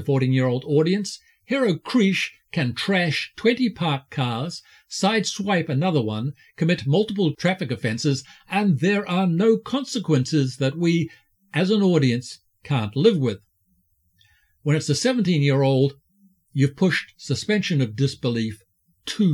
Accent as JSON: {"language": "English", "country": "New Zealand", "said": "I'm a Kiwi"}